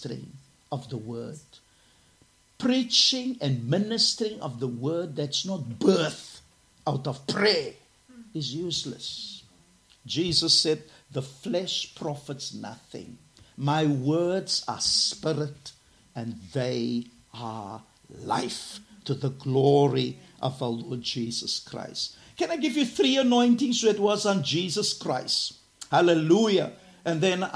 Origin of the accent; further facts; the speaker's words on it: Cape Town, Western Cape, South Africa; I'm from Garden Village, Cape Town, South Africa.